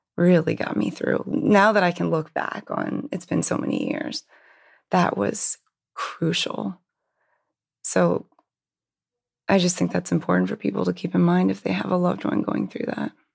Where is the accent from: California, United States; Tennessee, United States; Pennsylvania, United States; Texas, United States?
Pennsylvania, United States; Hershey; I actually grew up in Hershey, Pennsylvania